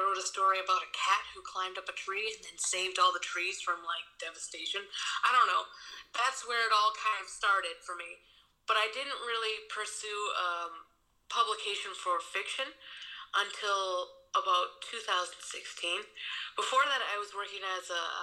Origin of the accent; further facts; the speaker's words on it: Milford, Massachusetts, United States; now in Germany; I am from Milford, Massachusetts. I currently live in Germany.